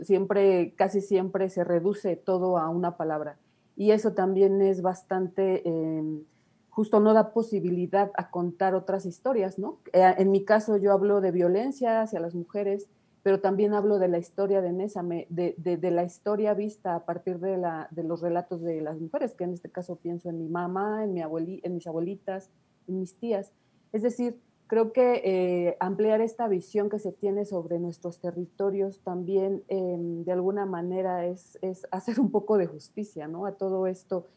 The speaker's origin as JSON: {"language": "Spanish", "town": "Nezahualcóyotl", "region": "State of Mexico", "country": "Mexico", "tie": "born or raised there", "said": "yo nací en Ciudad Neza, toda mi vida he estado por acá."}